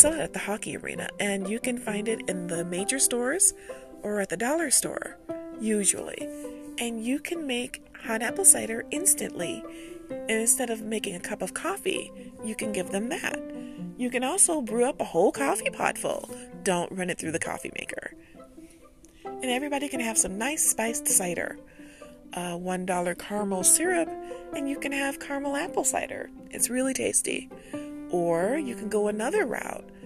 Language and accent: English; United States; I'm an American